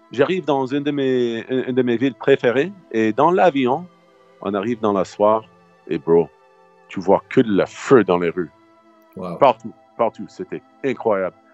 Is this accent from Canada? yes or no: no; United States; French is a second language; Moi, je suis américain, je suis gros.